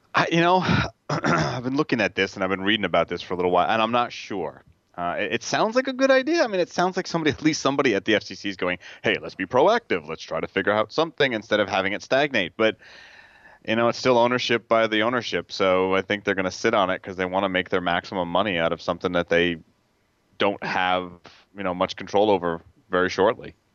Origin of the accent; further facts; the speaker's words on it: the Hamptons, New York, United States; I grew up in the Hamptons